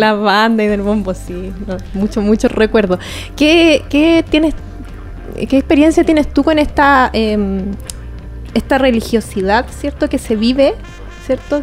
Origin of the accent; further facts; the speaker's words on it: Calama, Antofagasta, Chile; yo soy calameña, soy mapuche, pero nací en Calama